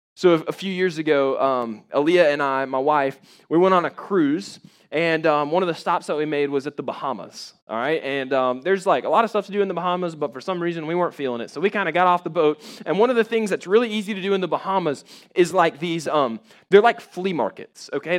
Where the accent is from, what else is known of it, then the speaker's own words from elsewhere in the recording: Jacksonville, Florida, United States; I grew up in Jacksonville, Florida